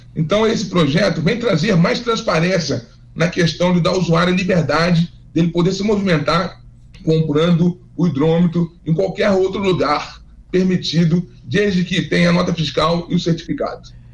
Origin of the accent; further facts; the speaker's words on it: Fluminense, Rio de Janeiro, Brazil; eu sou fluminense